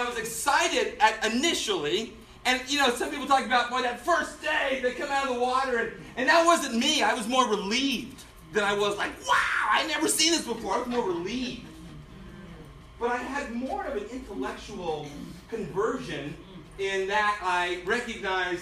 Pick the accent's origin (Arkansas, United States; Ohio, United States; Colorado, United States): Colorado, United States; Denver; I was born and raised in Denver, Colorado, converted there.